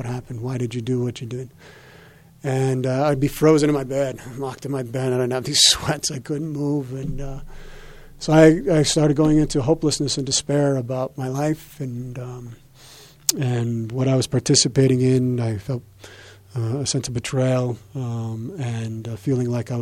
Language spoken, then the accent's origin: English; Arvada, Colorado, United States; also born or lived in Los Angeles; when I grew up here in Colorado, native of Arvada